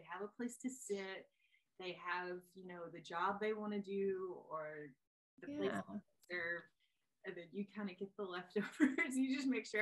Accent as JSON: {"language": "English", "town": "Marianna", "region": "Florida", "country": "United States", "tie": "born or raised there", "said": "I grew up in the middle of nowhere in Marianna, Florida, in the Panhandle"}